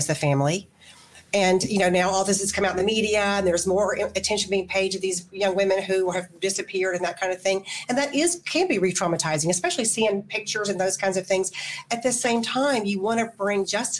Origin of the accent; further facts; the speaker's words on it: Alabama, United States; I grew up in Alabama